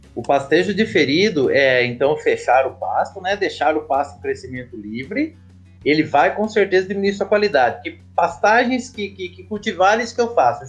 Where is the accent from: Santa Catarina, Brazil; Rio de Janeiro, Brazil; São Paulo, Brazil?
São Paulo, Brazil; Botucatu; minha cidade natal, Botucatu, São Paulo